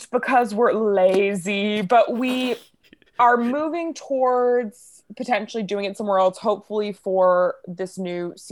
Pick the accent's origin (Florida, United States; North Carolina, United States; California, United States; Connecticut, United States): Florida, United States; also born or lived in New Orleans, Louisiana / Brooklyn, New York; now in Los Angeles, United States; I'm originally from New Orleans, and then I grew up. Oh, in okay. Florida, so I'm used to it being hot